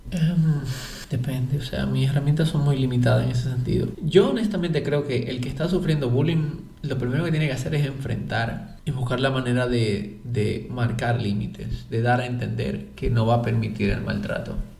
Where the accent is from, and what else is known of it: Dominican Republic; born or raised there